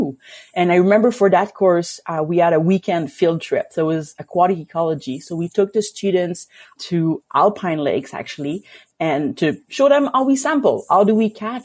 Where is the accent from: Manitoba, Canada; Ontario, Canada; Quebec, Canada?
Quebec, Canada; now in Alberta, Canada; coming from Quebec, and I grew up kind of in a very like lake district